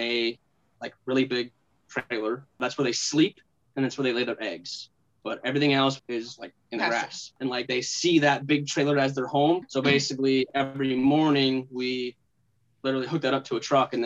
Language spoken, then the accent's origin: English; Minnesota, United States; moved away as an adult; also born or lived in Oklahoma; I'm from Minnesota